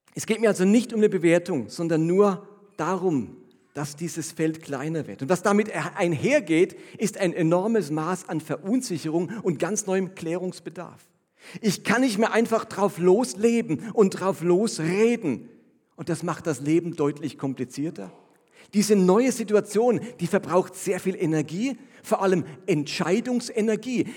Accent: Germany; als Deutscher

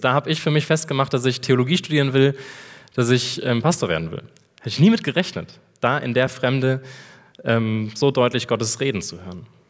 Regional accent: Rhineland, Germany; moved away as an adult; now in Erlangen, Germany; Ich bin geboren im Rheinland

